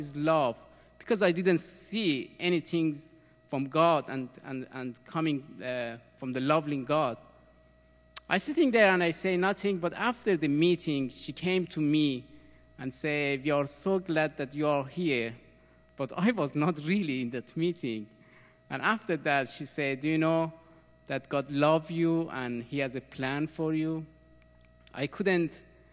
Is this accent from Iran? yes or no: yes; Iran; English is a second language; moved away as an adult; also born or lived in Austria; I was born in Iran, 1975. The time that the revolution came in my country. That was very hard time when I growing in country